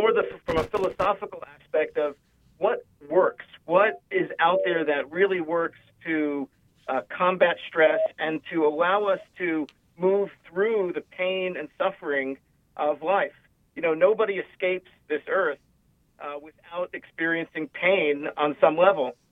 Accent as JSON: {"language": "English", "town": "New York City", "region": "New York", "country": "United States", "tie": "born or raised there", "said": "So I grew up in New York. I actually grew up in Brooklyn."}